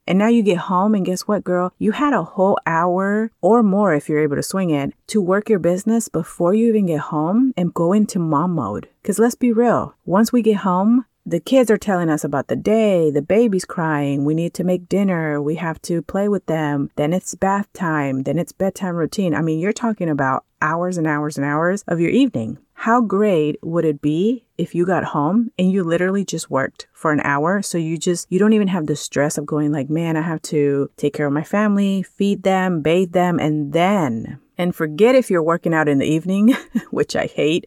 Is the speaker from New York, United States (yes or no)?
no; California, United States; moved away; I come from California